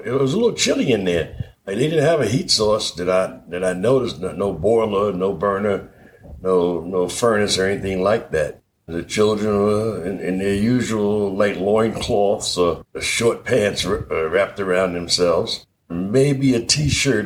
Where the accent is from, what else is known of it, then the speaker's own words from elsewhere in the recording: New York City, New York, United States; moved away; also born or lived in Philadelphia; I was born and raised in Harlem